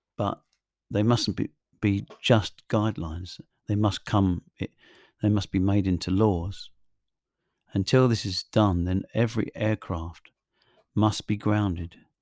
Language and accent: English; England, United Kingdom; I'm English